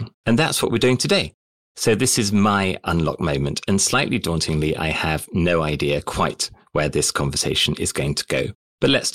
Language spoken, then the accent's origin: English; United Kingdom; also born or lived in Southampton; I grew up here in the UK